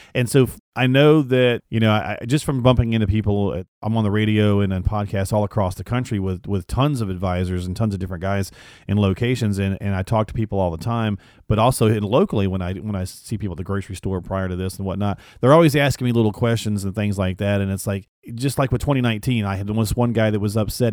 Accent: Michigan, United States; now in North Carolina, United States; I'm from Michigan. I used to live not too far, uh, but I'm down in North Carolina now

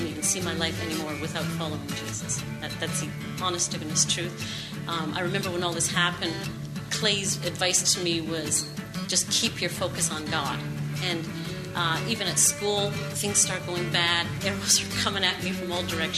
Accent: Canada; moved away; I'm originally from Canada, and my parents used to take us to church every week

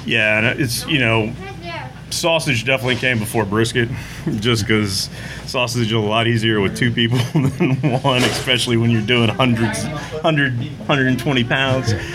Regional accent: Katy, Texas, United States; I grew up in Katy, Texas. Born and bred.

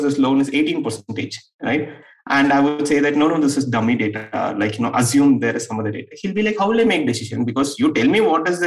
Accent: Erode, Tamil Nadu, India; in a small town like Erode, I come from Erode, it's a small town in Tamil Nadu

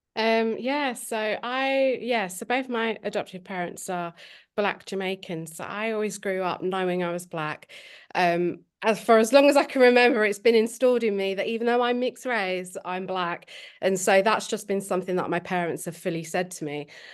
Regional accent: Milton Keynes, South East England, United Kingdom; moved away as an adult; also born or lived in London; now in Sheffield, United Kingdom; I was born in London um, and I was adopted in Milton Keynes. So I've grown up in Milton Keynes, um, but I've lived in Sheffield since I was about 18

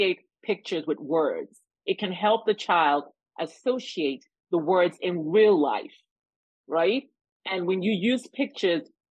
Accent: Nigeria; moved away; identify as an African woman because I was born and raised in Nigeria, West Africa.

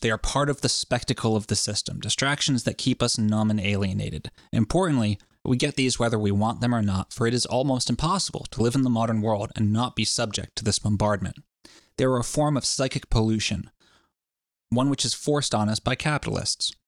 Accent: United States; I'm an American

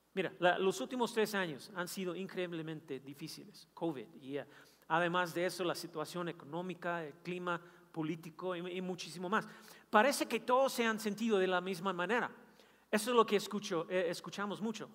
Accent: Kansas City, Missouri, United States; Yo nací en Kansas City

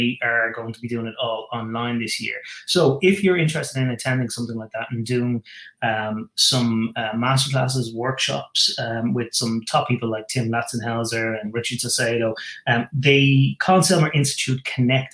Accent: Ireland; I'm living in Ireland. I'm an Irishman.

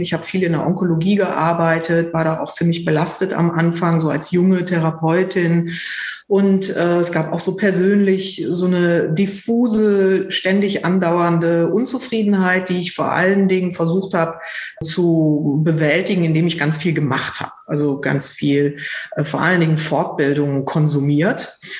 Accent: North Rhine-Westphalia, Germany; now in Berlin, Germany; Ursprünglich komme ich vom Niederrhein

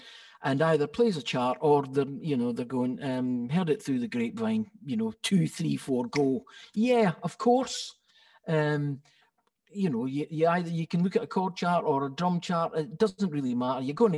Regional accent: Scotland, United Kingdom; Yes, well, I didn't know I was being Scottish, of course.

